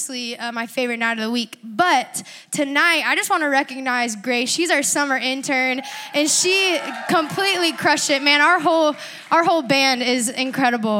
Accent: Panama City Beach, Florida, United States; also born or lived in La Mesa, California; now in Georgia, United States; I grew up and I was raised in Panama City Beach, Florida

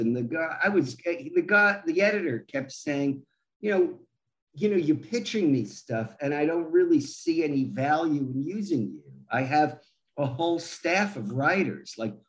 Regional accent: New York, United States; I grew up in New York. I remember Bruno Sammartino selling out Madison Square Garden.

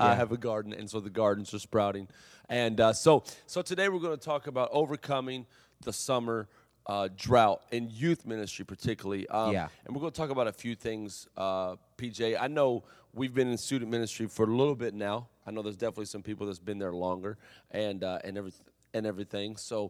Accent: Kentucky, United States; You know I'm from Kentucky. Why you gotta say it like that?

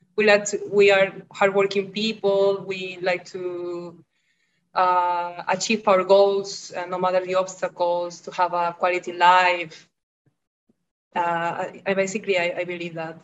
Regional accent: Lima, Peru; I'm here in Lima since I was born. I'm wow. 100% Peruvian.

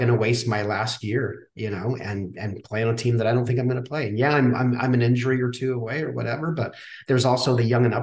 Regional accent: Saskatchewan, Canada; I grew up in Saskatchewan, Canada

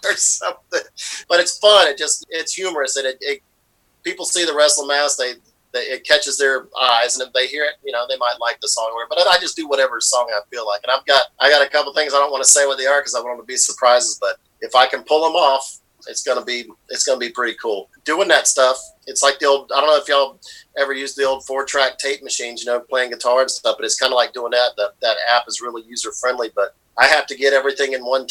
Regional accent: Lakeland, Florida, United States; moved away; my home state, you know, Florida, my hometown down there in Lakeland, Florida.

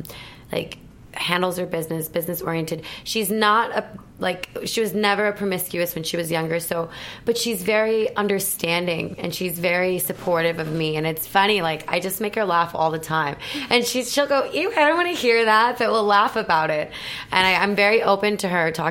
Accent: Milwaukee, Wisconsin, United States; moved away; I'm from a small town. So I'm from Wisconsin, but I'm from, like, the suburbs of Milwaukee.

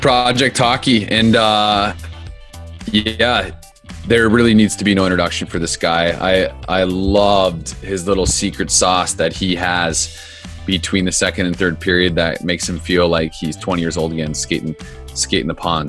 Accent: Phoenix, Arizona, United States; I grew up in Phoenix.

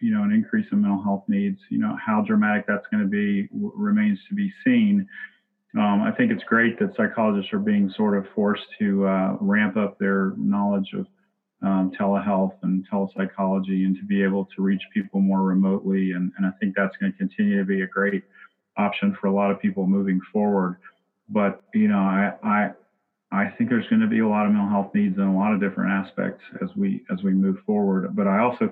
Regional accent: Virginia, United States; moved away as an adult; now in Lexington, United States; a rural area near where I grew up in Virginia

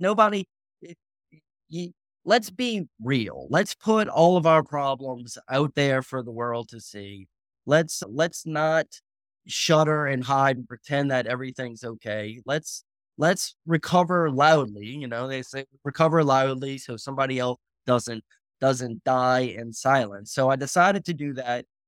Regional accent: New Orleans, Louisiana, United States; Born and raised in New Orleans, Louisiana

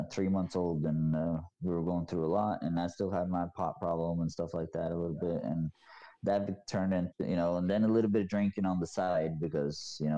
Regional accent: Norway; now in United States; of course I went back to my hometown yeah. and you know, I introduced her and stuff like that, but people hate speak Norwegians hate speaking English.

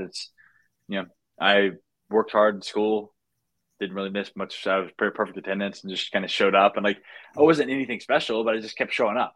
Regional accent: North Carolina, United States; moved away as an adult; also born or lived in Marietta, Georgia; now in California, United States; I was born in Georgia, so Marietta, Georgia, but I was only there for a year. But really, I spent the rest of my time in North Carolina

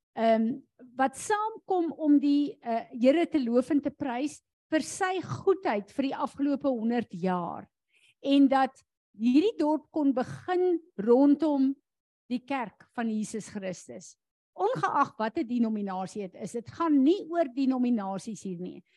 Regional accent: South Africa; ons as Suid-Afrikaners

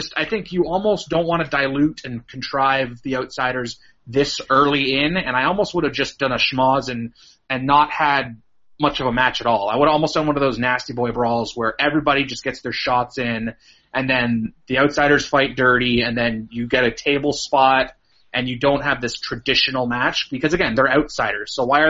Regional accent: Canada; I'm from Canada, yeah.

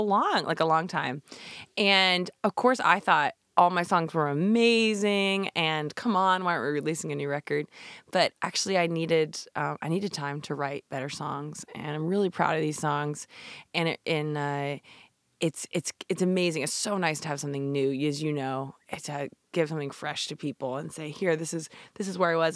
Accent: Shenandoah Valley, Virginia, United States; born or raised there; also born or lived in California / New Jersey

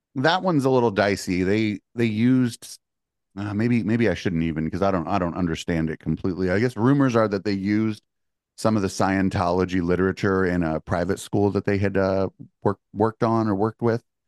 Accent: the Bay Area, California, United States; I'm from the Bay

